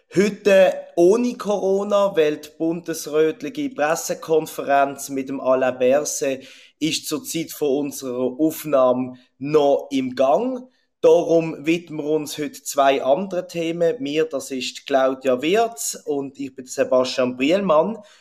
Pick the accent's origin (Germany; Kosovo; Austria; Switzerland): Switzerland; bei uns in der Schweiz